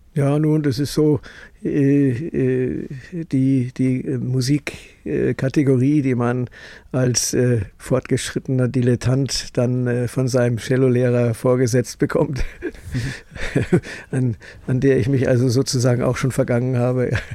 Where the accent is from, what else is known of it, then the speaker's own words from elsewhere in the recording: Munich, Bavaria, Germany; also born or lived in Farther Pomerania, Poland; now in Traunstein, Germany; Schule München und äh, Studium in München und Fachausbildung in Medizin in München